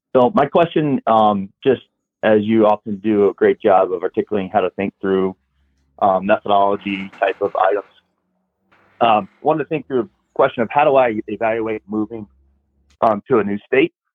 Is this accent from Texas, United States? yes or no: yes; Texas, United States; moved away as an adult; also born or lived in California; now in Denver, United States; was born and raised in Texas in a very small